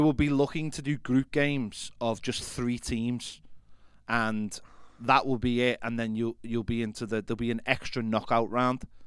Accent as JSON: {"language": "English", "region": "England", "country": "United Kingdom", "said": "as English or even British people"}